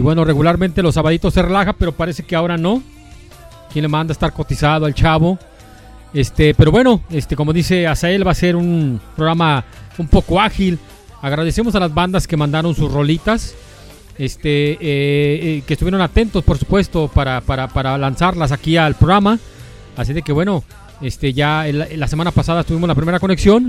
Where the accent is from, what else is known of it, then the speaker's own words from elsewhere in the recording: Guadalajara, Jalisco, Mexico; Nosotros somos de Guadalajara